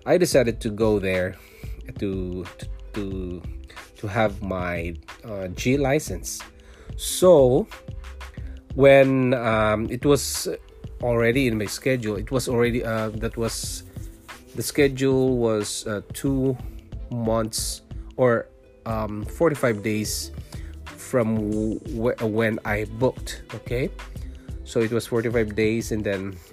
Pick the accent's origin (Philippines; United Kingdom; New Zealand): Philippines; moved away as an adult; also born or lived in Singapore; now in Ontario, Canada; I was born in Philippines, I'm a Filipino, and I worked in Singapore